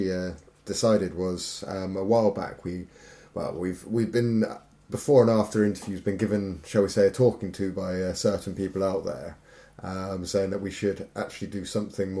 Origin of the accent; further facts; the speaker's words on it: Devon, South West England, United Kingdom; we're two guys from Devon